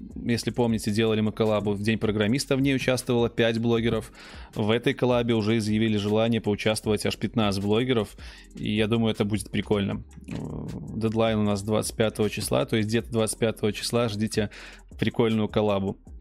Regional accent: Belarus; мы, белорусы, хорошо понимаем украинский язык

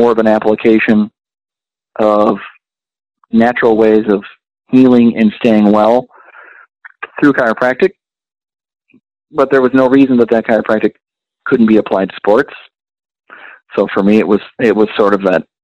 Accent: Midwest, United States; being born and raised in the Midwest and being in a very rural area

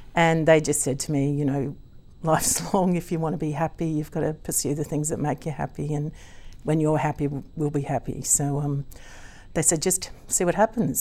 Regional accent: Gympie, Queensland, Australia; accent: Aussie; also born or lived in United Kingdom; I was born in Gimpy

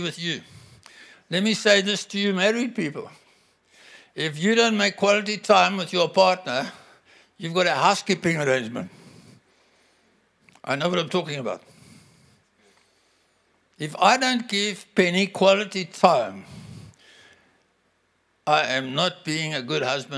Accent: South Africa; I'm a South African.

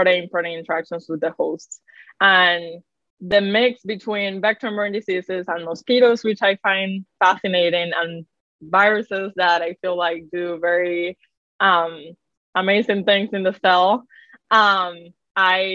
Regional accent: Carolina, Puerto Rico; moved away; I was born and raised in Carolina, Puerto Rico to immigrant parents

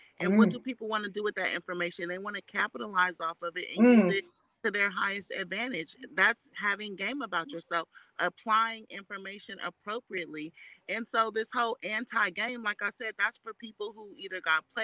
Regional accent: Oakland, California, United States; I'm from Oakland too.

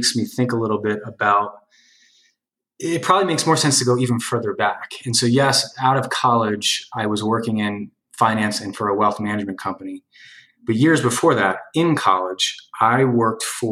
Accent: New Jersey, United States; also born or lived in Hoboken, New Jersey; my hometown in New Jersey

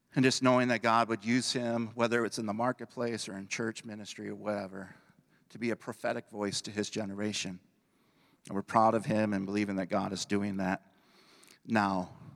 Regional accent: Belvidere, Illinois, United States; I moved back towards my hometown, administered in Belvedere, Illinois

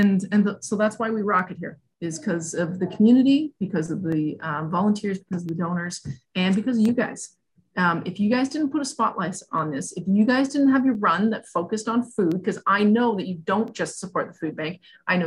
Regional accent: Scotland, United Kingdom; I often say I could get hit by a bus tomorrow because I'm Scottish.

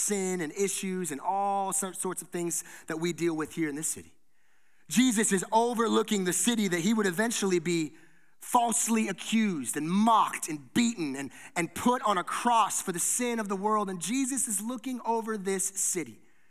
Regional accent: Henderson, Nevada, United States; also born or lived in California; I grew up here in Las Vegas, but more specifically, I grew up out in Henderson.

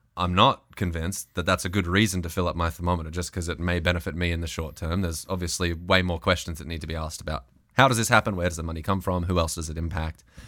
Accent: Australia; moved away as an adult; now in United States

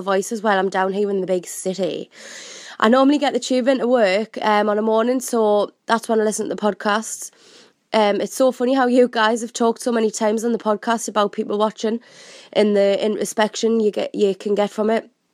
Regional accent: Durham, North East England, United Kingdom; moved away as an adult; now in London, United Kingdom; I'm currently originally from Durham

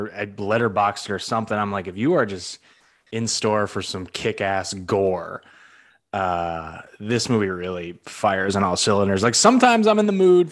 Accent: Northeast, United States; now in Orlando, United States; I'm from the Northeast originally.

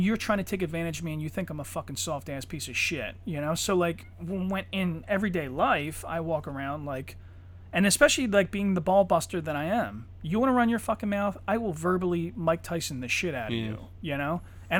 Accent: Ireland; you know, I'm Irish. I would have fucked it up.

